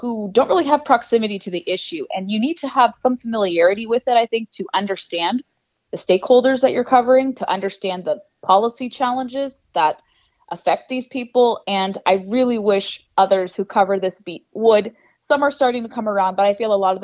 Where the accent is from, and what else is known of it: Southern California, United States; born or raised there; moved away as an adult; now in Washington, D.C., United States